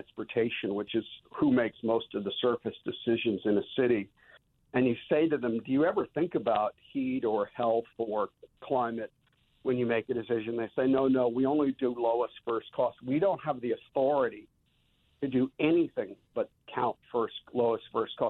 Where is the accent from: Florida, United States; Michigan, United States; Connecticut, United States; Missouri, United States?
Connecticut, United States; moved away; I grew up in Connecticut